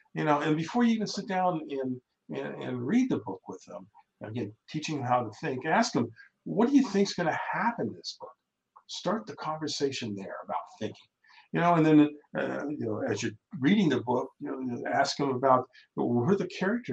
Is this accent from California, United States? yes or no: no; Ohio, United States; We grew up in Ohio